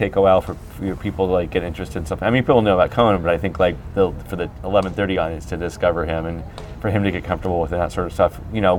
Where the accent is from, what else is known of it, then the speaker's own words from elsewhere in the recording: Atlanta, Georgia, United States; In Atlanta.